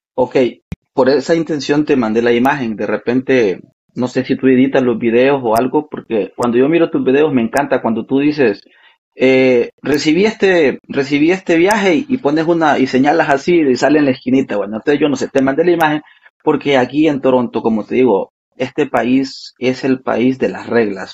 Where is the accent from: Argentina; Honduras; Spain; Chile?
Honduras; moved away as an adult; now in Canada; yo soy orgullosamente de Honduras, Centroamérica